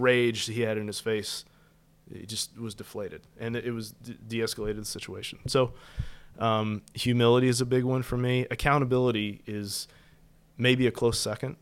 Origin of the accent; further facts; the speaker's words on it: West Virginia, United States; moved away as an adult; growing up in West Virginia